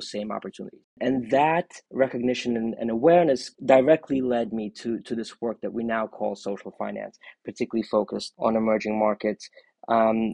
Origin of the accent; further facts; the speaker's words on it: New York City, New York, United States; also born or lived in Soviet Union; I was born in the Soviet Union, and when I was a child, my family emigrated to the U.S. and we arrived as refugees. And I grew up in Brooklyn, New York